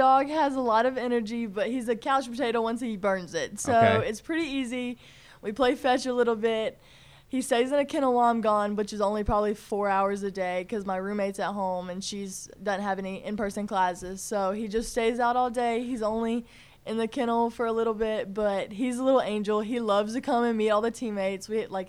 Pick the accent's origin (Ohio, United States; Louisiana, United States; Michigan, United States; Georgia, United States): Georgia, United States; born there; I really love South Carolina, but I was born in Georgia and spent a lot of time in Georgia within, like, travel ball